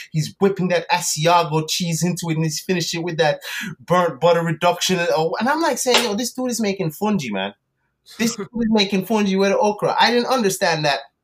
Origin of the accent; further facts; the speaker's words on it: Antigua & Barbuda; moved away; also born or lived in United Kingdom / South Florida, United States; i was born in the uk to west indian parents my mom is jamaican my dad is antiguan i grew up in antigua but i lived in the us for a little bit south florida